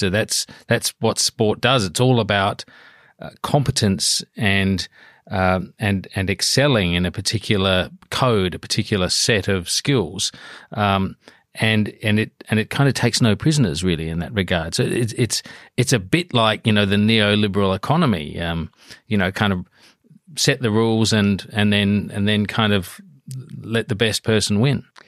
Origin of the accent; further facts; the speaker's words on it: Adelaide, South Australia, Australia; I'm from Adelaide